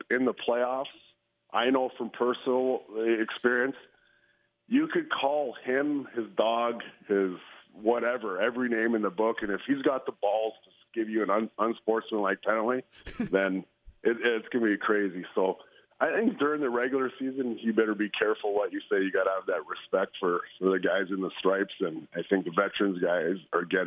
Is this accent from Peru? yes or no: no; Canada; a Canadian